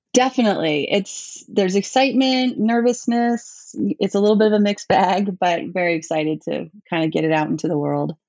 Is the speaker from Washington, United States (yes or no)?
no; New York City, New York, United States; also born or lived in Bronx, New York; I was born in the Bronx, but we moved to Manhattan when I was pretty young